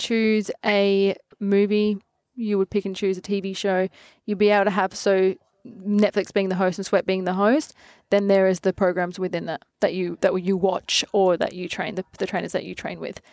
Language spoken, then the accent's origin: English; Adelaide, South Australia, Australia; I'm from Adelaide